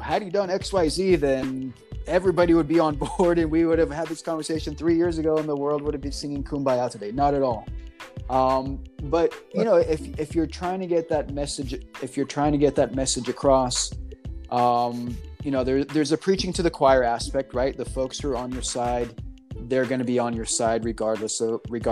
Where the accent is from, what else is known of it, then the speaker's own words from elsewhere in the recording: Texas, United States; moved away as an adult; also born or lived in New York; now in California, United States; growing up in Texas